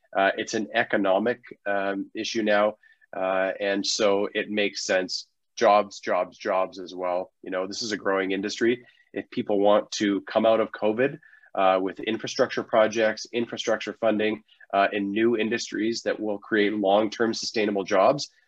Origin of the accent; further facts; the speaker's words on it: Canada; we're Canadian